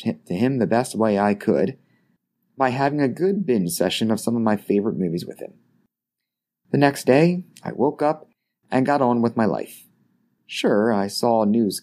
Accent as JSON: {"language": "English", "town": "Baltimore", "region": "Maryland", "country": "United States", "tie": "born or raised there", "said": "just shy of my 5th birthday, a very traumatic event took place in my hometown"}